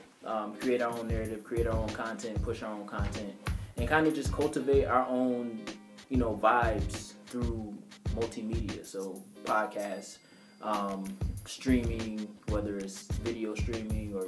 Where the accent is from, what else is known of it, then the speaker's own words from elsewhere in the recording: Rochester, New York, United States; I'm born and raised in Rochester.